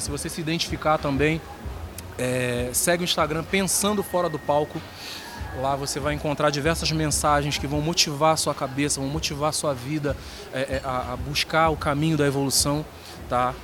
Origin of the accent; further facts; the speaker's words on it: Rio de Janeiro, Brazil; moved away as an adult; now in Santa Catarina, Brazil; eu sou natural do Rio de Janeiro. Vivo aqui em Santa Catarina há exatamente 12 anos